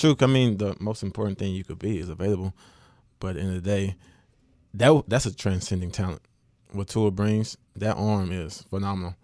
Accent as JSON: {"language": "English", "town": "West Monroe", "region": "Louisiana", "country": "United States", "said": "I am from West Monroe"}